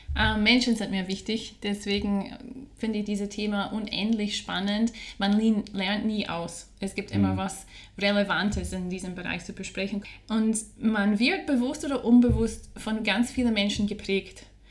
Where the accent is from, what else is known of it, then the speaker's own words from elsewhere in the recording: Scotland, United Kingdom; first language English; German is a second language; moved away as an adult; also born or lived in Vienna, Austria; now in Salzburg, Austria; Wie man hört, komme ich aus einem englischsprachigen Land. Ich komme aus Schottland bin aber mittlerweile fast 18 Jahre hier in Österreich zu Hause